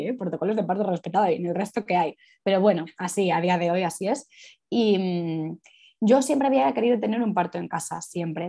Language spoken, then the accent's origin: Spanish; Madrid, Community of Madrid, Spain; soy de Madrid y vivo en Madrid